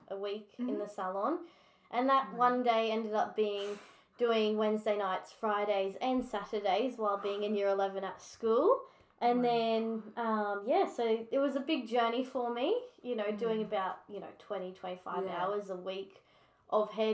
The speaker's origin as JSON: {"language": "English", "town": "Brisbane", "region": "Queensland", "country": "Australia", "tie": "born or raised there", "said": "I was born and raised in Brisbane. I've never left Brisbane"}